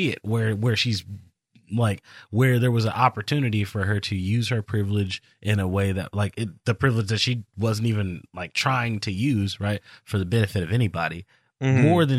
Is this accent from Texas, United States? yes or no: yes; Texas, United States; I'm interested in Mexican culture because I'm Texan.